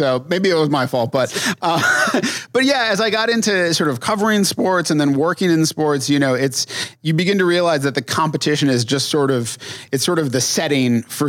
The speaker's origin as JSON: {"language": "English", "region": "New England", "country": "United States", "tie": "born or raised there", "moved": "yes", "lives_now": "Twin Cities, United States", "said": "growing up in New England"}